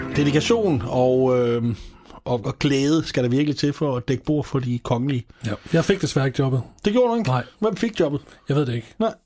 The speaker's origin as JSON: {"language": "Danish", "town": "Stevning", "region": "Southern Denmark", "country": "Denmark", "said": "Jeg er selv fra Sønderborg. Det vil sige, det er jeg ikke, men jeg er fra Alsøen, hvor Sønderborg primært ligger. Fra Nordals, fra Nordborg. Nej, heller ikke faktisk. Fra Stævning, ikke så langt fra Gudrup"}